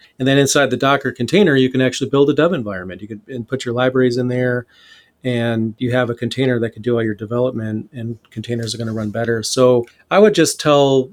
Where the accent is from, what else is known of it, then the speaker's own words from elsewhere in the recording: Flint, Michigan, United States; I grew up in Flint, Michigan, in the poorer areas